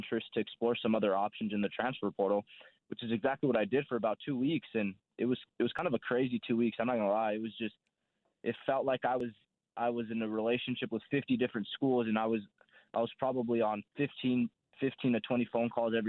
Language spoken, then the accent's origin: English; El Paso, Texas, United States; moved away as an adult; now in Wichita, United States; I'm from El Paso, Texas, born and raised. Not used to be small. It's kind of growing city in West Texas, kind of borders New Mexico and then Mexico as well.